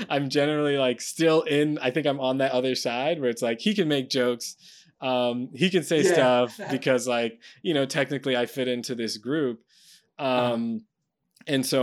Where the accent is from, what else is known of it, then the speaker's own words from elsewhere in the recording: United States; as an American